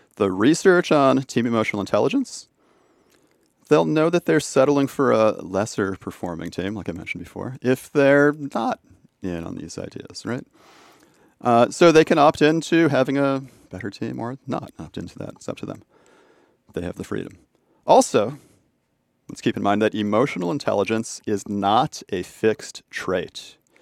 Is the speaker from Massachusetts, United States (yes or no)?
yes; Boston, Massachusetts, United States; my hometown in Boston